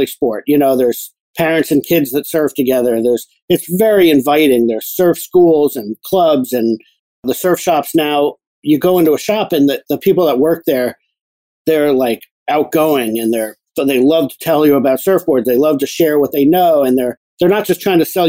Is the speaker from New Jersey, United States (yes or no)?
yes; New Jersey, United States; moved away; I grew up down in New Jersey